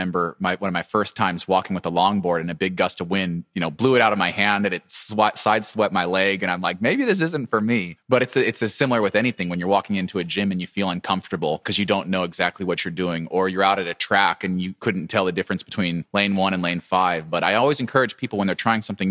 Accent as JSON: {"language": "English", "town": "Boise", "region": "Idaho", "country": "United States", "tie": "born or raised there", "said": "I grew up in Boise, Idaho in the Rocky Mountains"}